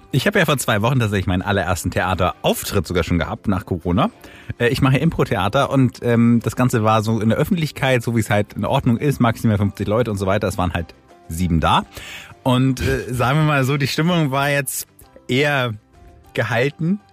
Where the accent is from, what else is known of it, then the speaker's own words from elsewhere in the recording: Kiel, Schleswig-Holstein, Germany; als Kieler